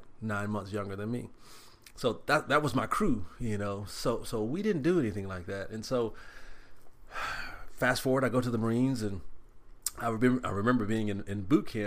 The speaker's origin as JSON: {"language": "English", "town": "Tyler", "region": "Texas", "country": "United States", "tie": "born or raised there", "said": "I'm from Tyler and I grew up in Tyler"}